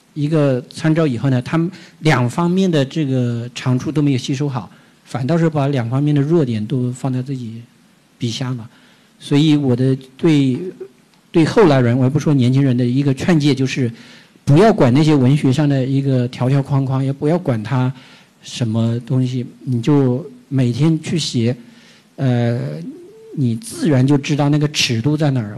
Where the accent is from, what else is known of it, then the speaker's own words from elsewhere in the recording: Jiangxi, China; now in Beijing, China; 古龙还是我们祖籍我们江西人呢